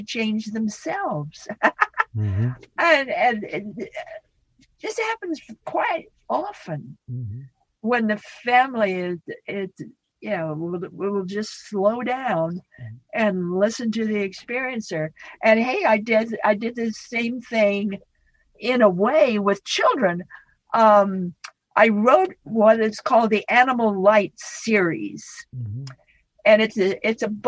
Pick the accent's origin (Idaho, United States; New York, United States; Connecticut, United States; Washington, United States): Idaho, United States; moved away; I come from Idaho. I'm a Western woman, Idaho. And we're all plain speakers back in Idaho